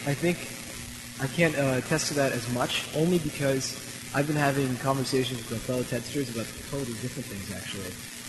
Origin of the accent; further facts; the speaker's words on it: Silicon Valley, California, United States; I'm from Silicon Valley